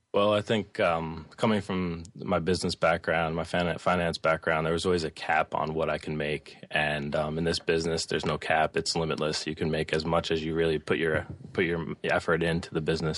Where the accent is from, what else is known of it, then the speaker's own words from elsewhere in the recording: Bergen County, New Jersey, United States; also born or lived in Staten Island, New York; I grew up in northern New Jersey in Bergen County. Um, I actually was born in Staten Island, but moved there when I was very young